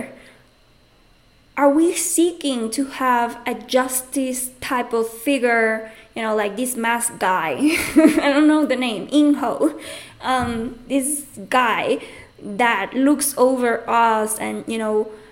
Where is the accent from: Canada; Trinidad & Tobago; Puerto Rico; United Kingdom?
Puerto Rico; moved away; also born or lived in Mexico; I'm coming from Puerto Rico